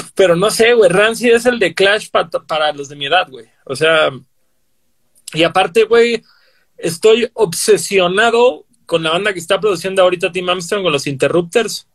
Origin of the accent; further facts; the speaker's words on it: Cancún, Quintana Roo, Mexico; Yo soy de Cancún